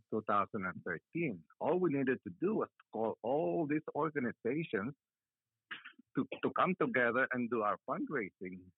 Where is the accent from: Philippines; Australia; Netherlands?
Philippines; now in Georgia, United States; we can all identify with as Filipinos